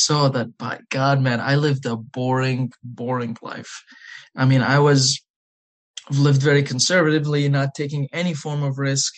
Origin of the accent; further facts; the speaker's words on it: United Arab Emirates; English is a second language; moved away as an adult; also born or lived in Iraq; now in Virginia, United States; So I am from Iraq and I've lived in the Emirates my whole life.